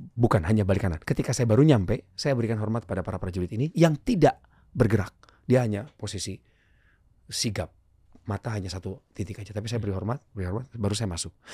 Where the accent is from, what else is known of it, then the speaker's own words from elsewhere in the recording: Bandung, West Java, Indonesia; Jumat saya dijemput ke sekolah, dibawa ke rumahnya, di Jalan Galunggung di Bandung